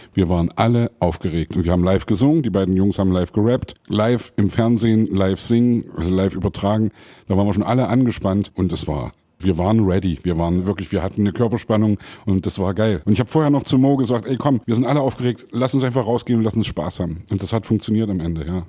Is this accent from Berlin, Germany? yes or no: no; Saxony, Germany; als Sachse